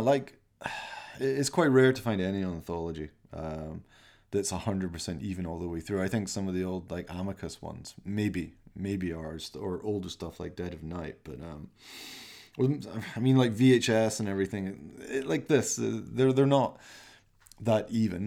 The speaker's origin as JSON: {"language": "English", "town": "Glasgow", "region": "Scotland", "country": "United Kingdom", "said": "I'm from Glasgow"}